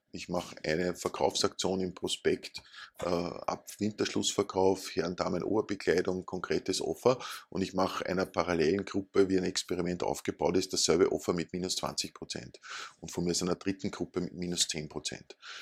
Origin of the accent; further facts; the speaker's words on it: Upper Austria, Austria; now in Vienna, Austria; Ich komme aus Oberösterreich